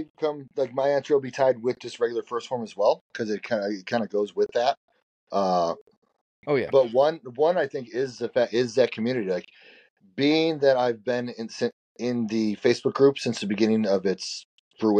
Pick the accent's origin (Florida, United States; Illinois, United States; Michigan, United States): Illinois, United States; close to Chicago; I grew up close to Chicago